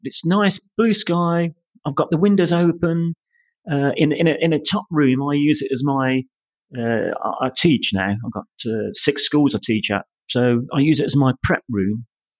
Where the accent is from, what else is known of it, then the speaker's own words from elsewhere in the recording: Coventry, West Midlands, United Kingdom; moved away as an adult; also born or lived in United States; now in Spain; I was brought up in Wyken Avenue in Coventry.